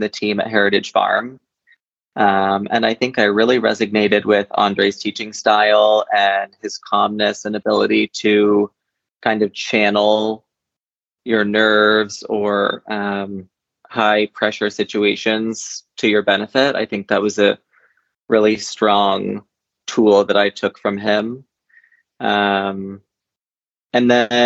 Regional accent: Shelburne, Vermont, United States; I was born and raised in Shelburne, Vermont

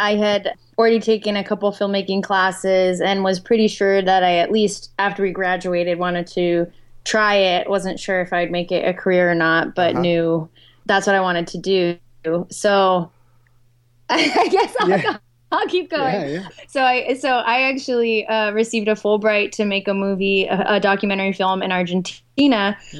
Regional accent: South Florida, United States; moved away; also born or lived in Boston; I'm from Florida.

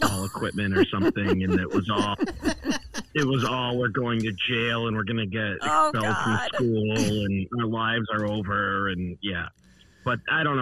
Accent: Northampton, Massachusetts, United States; moved away; also born or lived in Austin, Texas / Boston; my hometown. Northampton

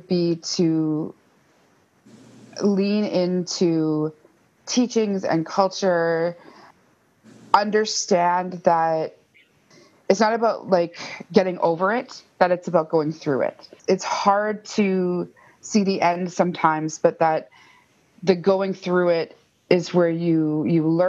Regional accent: Fort William First Nation, Ontario, Canada; moved away as an adult; also born or lived in Thunder Bay; now in Toronto, Canada; I'm originally from Fort William First Nation, which is Superior Robinson Treaty territory

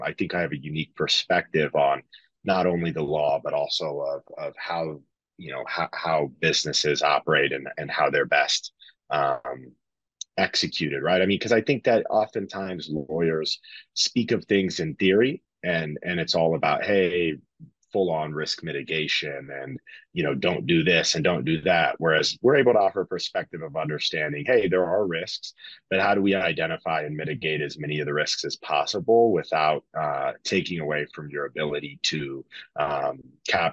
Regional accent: Lincoln, Nebraska, United States; moved away; also born or lived in Colorado; I'm originally from Lincoln, Nebraska

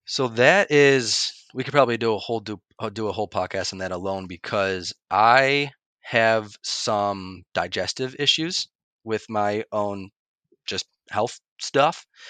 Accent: upstate New York, United States; also born or lived in Phoenix, Arizona; it's where my ties are, it's where my roots are, it's where all my friends and family, you know, are from

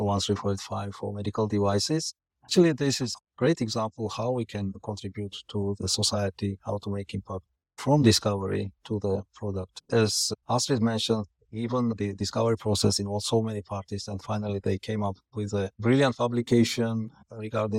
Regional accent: Georgia; now in Singapore; I'm originally from Georgia

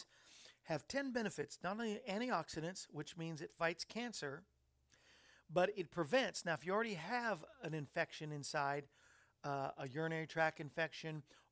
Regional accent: Massachusetts, United States; growing up in Massachusetts where there's a lot of cranberry bogs

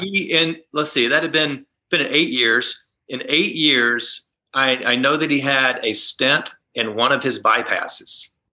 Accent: Columbia, South Carolina, United States; I grew up in Columbia, South Carolina

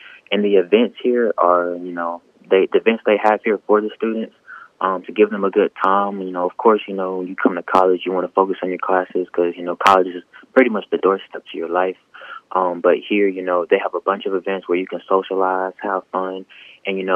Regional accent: Canton, Mississippi, United States; also born or lived in Madison, Mississippi; I'm from Ken, Mississippi.

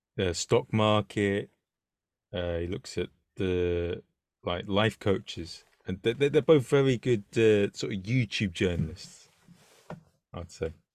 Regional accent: London, United Kingdom; as a Londoner

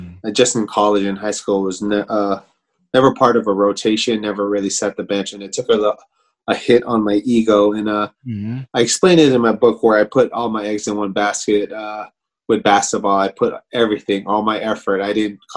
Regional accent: Hayward, California, United States; moved away as an adult; also born or lived in Philippines; I grew up in the Bay Area, actually Hayward, California.

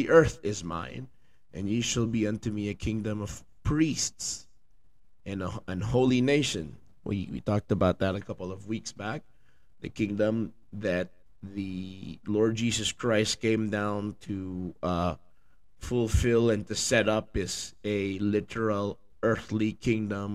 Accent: Philippines; now in United States; I'm from the Philippines

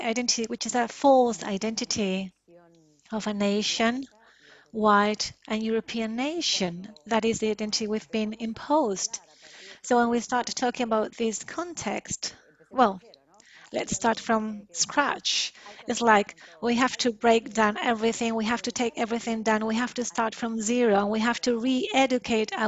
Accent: Argentina; in our country

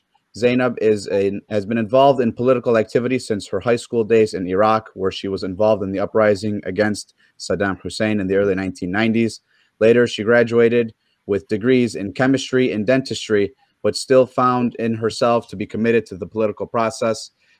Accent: Dearborn Heights, Michigan, United States; I'm from Dearborn Heights, Michigan. I'm honored to moderate this panel today. I'm a fourth generation American Muslim

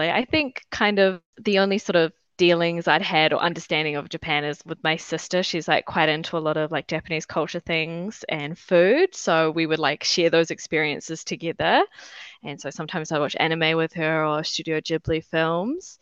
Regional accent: Tauranga, Bay of Plenty, New Zealand; moved away as an adult; now in Wellington, New Zealand; I grew up in Tauranga, which is a bit north where I am now, which is Wellington

